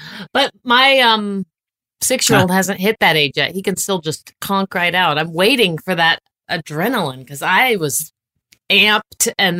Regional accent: the South, United States; I'm from the South. I'm in the South right now.

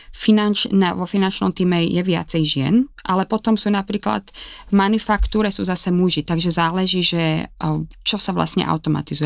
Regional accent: Láb, Bratislava Region, Slovakia; moved away as an adult; also born or lived in Malacky / Prague / Ireland; now in Cambridge, United Kingdom; Som zo Záhoria z malej dedinky láb a žijem v zahraničí 25 rokov

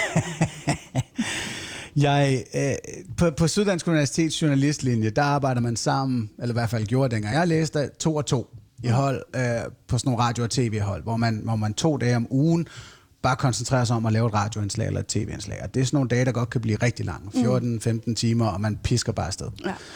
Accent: Fredensborg, Capital Region of Denmark, Denmark; Jeg voksede op i Fredensborg i Nordsjælland, i sådan en rigtig tryg middelklasse tilværelse

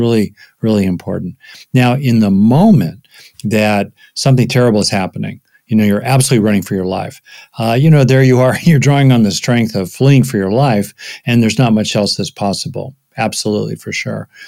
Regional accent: United States; most of my work as an American psychologist

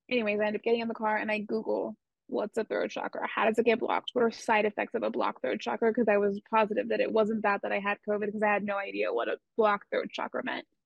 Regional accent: Southern California, United States; I grew up in Southern California

